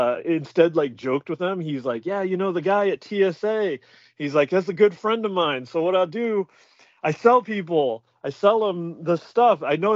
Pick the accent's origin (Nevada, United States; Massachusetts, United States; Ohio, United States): Nevada, United States; Reno; Nevada and like Reno